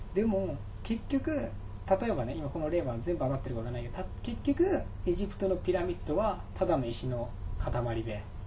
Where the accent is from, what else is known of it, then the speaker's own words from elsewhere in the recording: Japan; 日本で生まれて